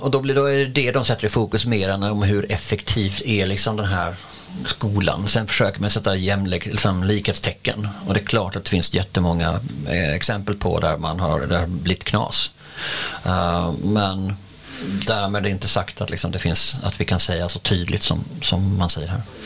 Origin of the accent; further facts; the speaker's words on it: Skåne, Sweden; vi är ganska många skåningar som har liksom skånska flaggor i tid och otid och vi är ju liksom integrerade